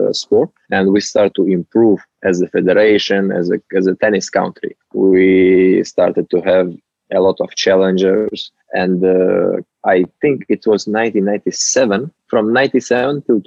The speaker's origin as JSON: {"language": "English", "country": "Uzbekistan", "said": "I'm from Uzbekistan. It's a country in Central Asia"}